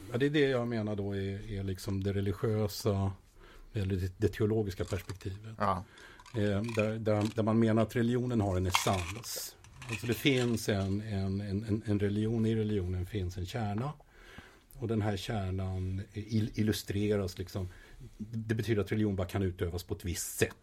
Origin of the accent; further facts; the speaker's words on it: Sweden; moved away as an adult; also born or lived in Israel; jag växte upp i Sverige